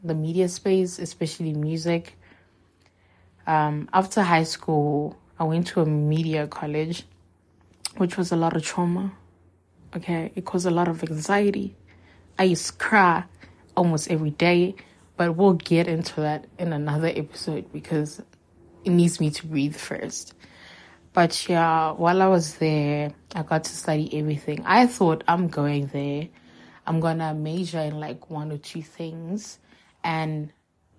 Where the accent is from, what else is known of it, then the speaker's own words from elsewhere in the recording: Johannesburg, Gauteng, South Africa; also born or lived in Seshego, Limpopo; I moved back to Johannesburg 2006. Yeah, I was in grade 2. And then, yeah, I lived with my mom. I've lived here since.